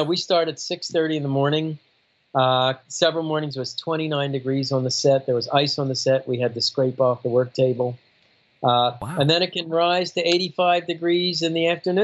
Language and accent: English; Miami, Florida, United States; I'm from Miami